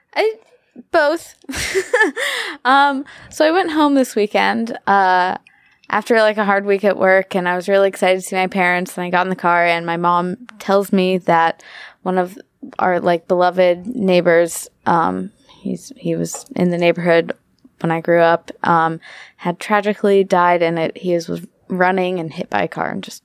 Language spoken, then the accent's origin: English; Arlington, United States; I'm from Arlington